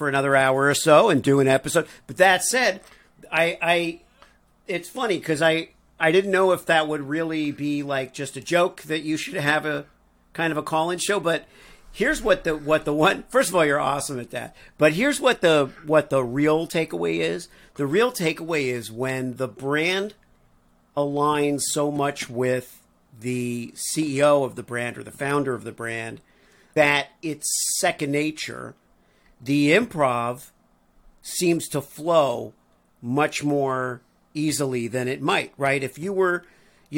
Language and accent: English; Missouri, United States; I'm from Missouri